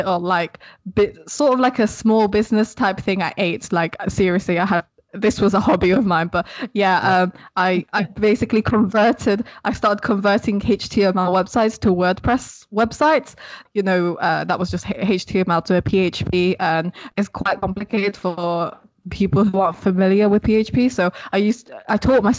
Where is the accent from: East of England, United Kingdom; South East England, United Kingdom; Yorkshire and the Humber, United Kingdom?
Yorkshire and the Humber, United Kingdom; Sheffield; also born or lived in Philippines; now in Leeds, United Kingdom; I grew up in Sheffield in the UK, but now I currently live in Leeds